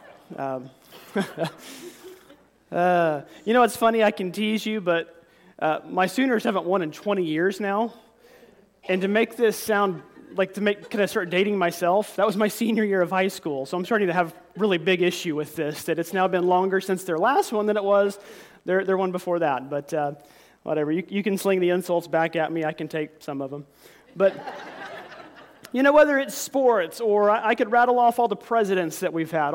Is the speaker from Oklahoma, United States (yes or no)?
yes; near Commerce, Oklahoma, United States; right outside of my hometown